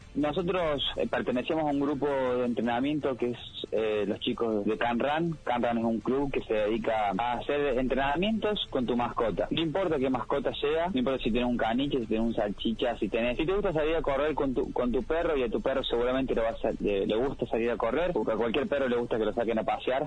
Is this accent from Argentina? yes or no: yes; Argentina; somos doce argentinos